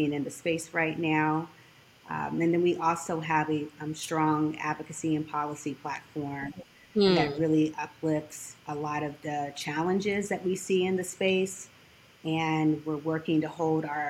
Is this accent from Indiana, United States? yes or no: yes; Indiana, United States; moved away as an adult; also born or lived in Hampton, Virginia; now in Washington, D.C., United States; I'm originally from Indiana